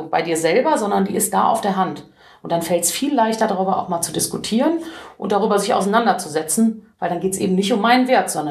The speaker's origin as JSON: {"language": "German", "town": "Cologne", "region": "North Rhine-Westphalia", "country": "Germany", "said": "ich freue mich einfach, äh, als Kölnerin in Köln sprechen zu können"}